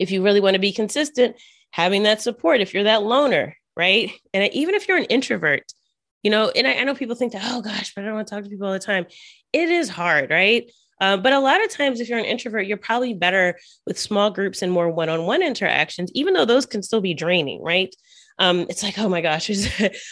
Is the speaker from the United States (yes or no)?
yes; United States; first language English; soy de Estados Unidos. I'm from the U.S.